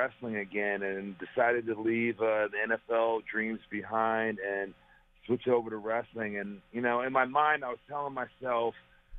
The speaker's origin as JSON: {"language": "English", "town": "Perry", "region": "Oklahoma", "country": "United States", "tie": "born or raised there", "said": "Growing up in Perry, Oklahoma"}